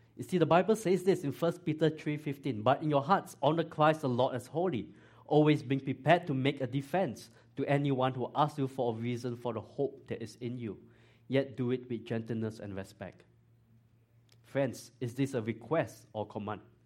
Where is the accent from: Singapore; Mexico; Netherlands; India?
Singapore; moved away as an adult; now in Georgia, United States; I grew up in Singapore